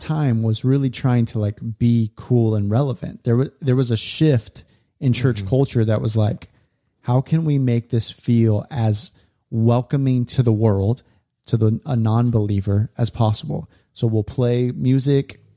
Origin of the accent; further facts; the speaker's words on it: California, United States; we we grew up in California